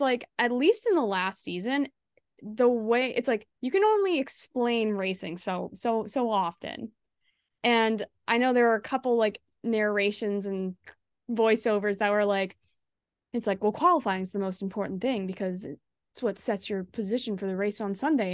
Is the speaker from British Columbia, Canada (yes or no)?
no; Ottawa, Ontario, Canada; now in Toronto, Canada; I grew up in the Ottawa area